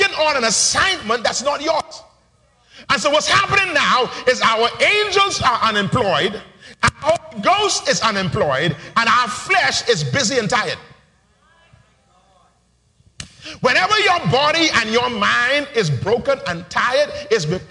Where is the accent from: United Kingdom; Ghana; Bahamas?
Bahamas; Nassau, New Providence; when I was growing up in Palm Beach Street